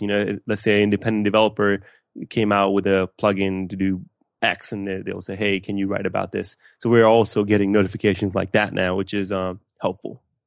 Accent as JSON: {"language": "English", "town": "West Palm Beach", "region": "Florida", "country": "United States", "tie": "born or raised there", "also_born_or_lived": "Pakistan / Gainesville, Florida", "said": "I grew up in West Palm Beach, Florida"}